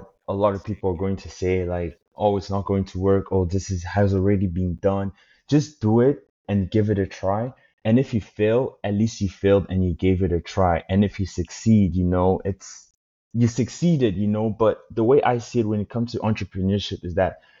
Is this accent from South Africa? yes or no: yes; South Africa; moved away; also born or lived in Congo; I grew up in South Africa and Congo